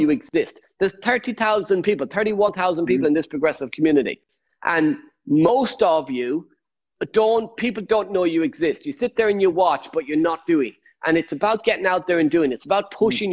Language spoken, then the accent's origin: English; Ireland; I'm Irish